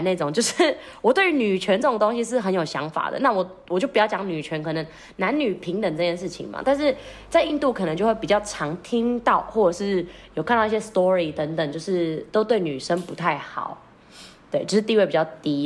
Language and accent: Chinese; Philippines; moved away; 身为一个菲律宾人